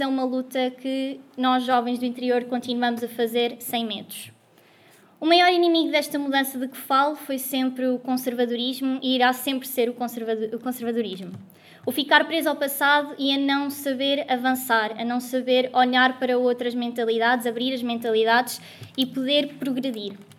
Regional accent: Guarda, Centro, Portugal; moved away as an adult; now in Lisbon, Portugal; Eu sou da Guarda, uma cidade pequena, muito pequena no interior, um, e ter crescido lá

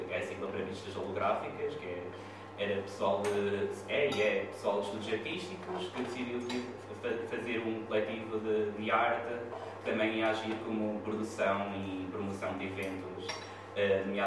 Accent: Chaves, Norte, Portugal; moved away as an adult; now in Coimbra, Portugal; eu não sou cá de Coimbra, sou de Chaves, vim para cá, vim para cá estudar

